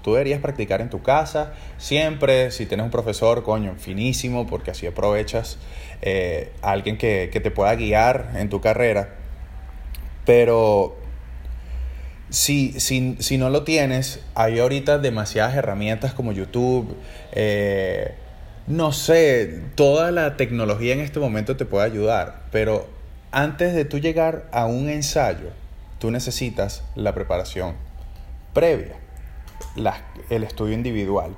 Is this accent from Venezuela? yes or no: yes; Caracas, Capital District, Venezuela; moved away as an adult; also born or lived in Asunción, Paraguay; soy trompetista venezolano, soy de Caracas